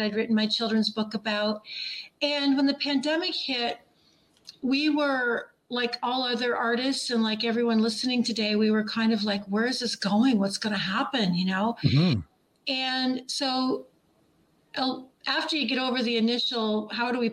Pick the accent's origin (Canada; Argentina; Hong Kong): Canada; Ontario; moved away as an adult; also born or lived in Nashville, Tennessee; I'm from Ontario